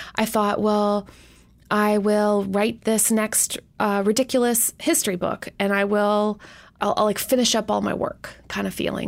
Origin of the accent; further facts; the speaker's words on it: Canada; moved away; even as a Canadian